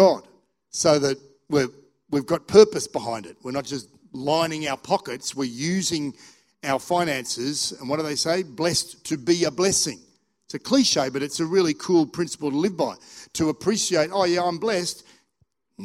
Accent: Australia; also born or lived in England; I was born in England, but I hadn't been back. I came to Australia when I was like 9 months old.

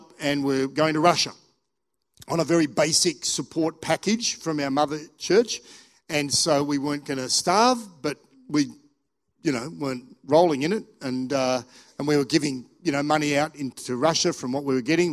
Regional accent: Australia; also born or lived in England; I was born in England, but I hadn't been back. I came to Australia when I was like 9 months old.

